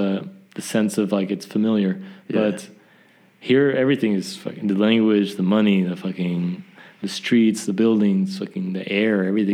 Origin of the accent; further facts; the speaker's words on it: the South, United States; It's just the way I grew up, I think. Just growing up in the South was...